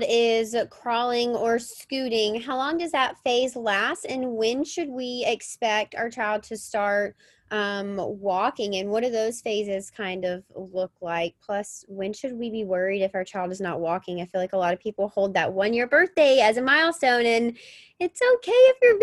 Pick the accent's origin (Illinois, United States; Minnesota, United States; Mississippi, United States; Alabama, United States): Mississippi, United States; I grew up in Mississippi and on a farm, and I was always barefoot.